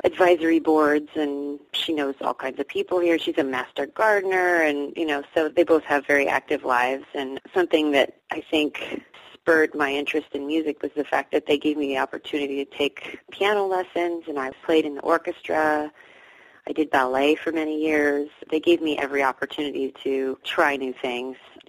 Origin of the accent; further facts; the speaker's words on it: Davis, California, United States; I grew up in Davis as well, actually. I grew up here. Now I live here again